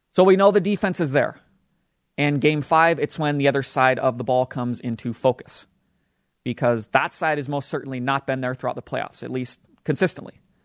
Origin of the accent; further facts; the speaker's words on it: Utah, United States; the state of Utah, my hometown state where I live